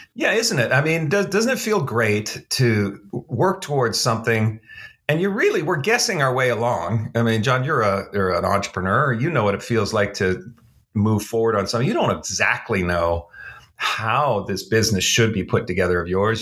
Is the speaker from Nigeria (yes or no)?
no; Canada; moved away as an adult; now in Dallas, United States; I'm a Canadian. I, uh, I grew up in Canada. I lived my first thirty-four, thirty-five years in Canada.